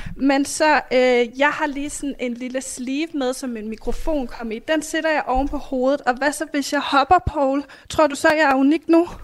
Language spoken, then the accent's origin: Danish; Denmark; jeg er dansker